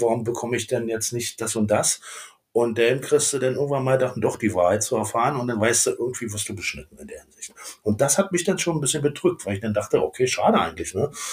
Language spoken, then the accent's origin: German; Berlin, Germany; also born or lived in Königs Wusterhausen, Brandenburg / Schulzendorf / Schwerin; Komplett im Prenzelberg meine, meine Jugend, beziehungsweise bis 89 war ich ja direkt Prenzlberger